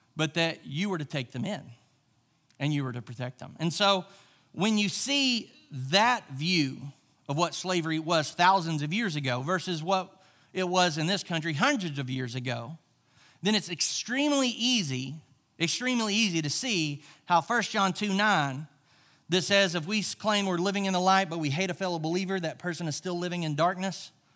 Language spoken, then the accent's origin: English; Charleston, Arkansas, United States; I grew up in the South. I grew up, uh, in Charleston, Arkansas